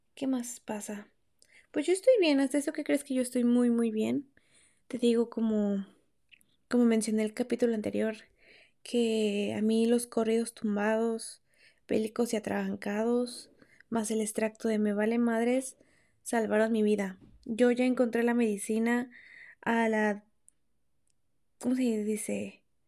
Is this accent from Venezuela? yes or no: no; Mexico; moved away as an adult; cuando yo vivía en México